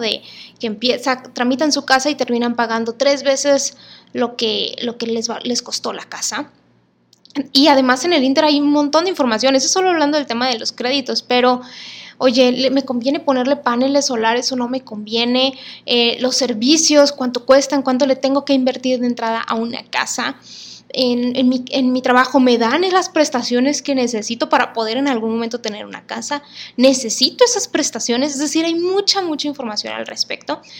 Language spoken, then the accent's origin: Spanish; Monterrey, Nuevo León, Mexico; soy regia